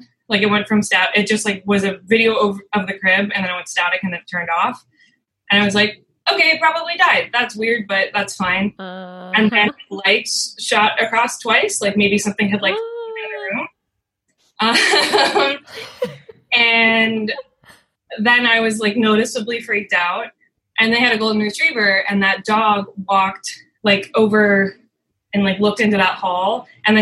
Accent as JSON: {"language": "English", "town": "St. Petersburg", "region": "Florida", "country": "United States", "moved": "yes", "lives_now": "New York City, United States", "said": "I'm from St. Pete, Florida"}